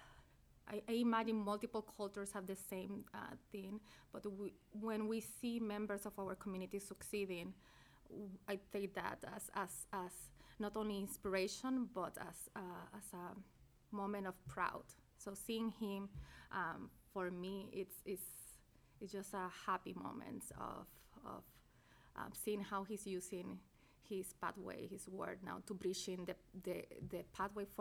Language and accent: English; Puerto Rico; moved away as an adult; also born or lived in Gainesville; now in United States; But in my case, I grew up in Puerto Rico too.